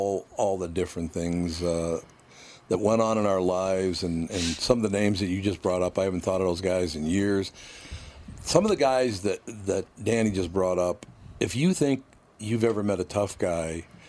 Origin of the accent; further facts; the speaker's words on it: Minneapolis, Minnesota, United States; no, I act like I'm from North Minneapolis, because that's how it was. It was all Catholics east of Lyndale to the river.